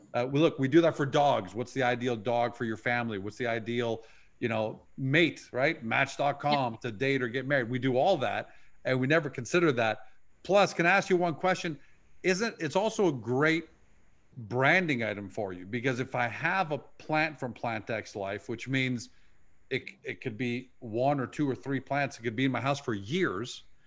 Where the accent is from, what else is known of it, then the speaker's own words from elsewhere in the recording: Canada; we grew up with in Canada with Hudson's Bay